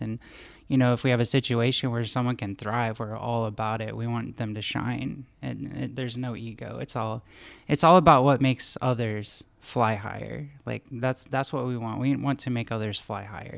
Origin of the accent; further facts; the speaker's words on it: Wichita, Kansas, United States; my hometown of Wichita, Kansas